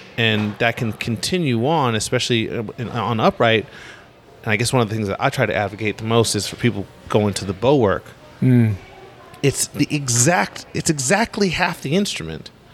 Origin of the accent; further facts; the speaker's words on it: Los Angeles, California, United States; I grew up in Los Angeles